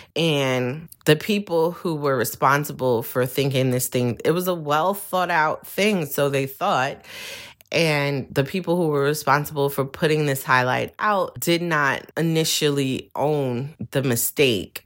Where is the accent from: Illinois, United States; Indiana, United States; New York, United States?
New York, United States; New York City; I'm from Brooklyn